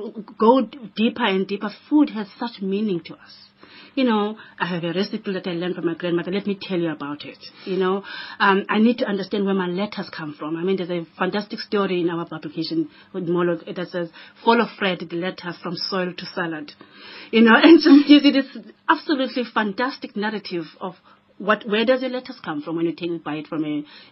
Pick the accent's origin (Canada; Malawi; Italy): Malawi; now in Cape Town, South Africa; I come from Malawi. I live here. Exactly. Now, Cape Town is my city.